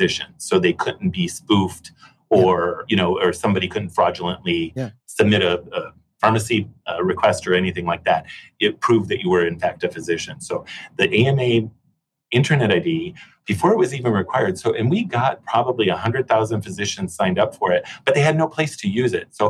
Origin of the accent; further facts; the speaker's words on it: Chicago, Illinois, United States; moved away as an adult; also born or lived in California; now in British Columbia, Canada; I grew up in Chicago, so most of my life was spent in Chicago, and then we moved to California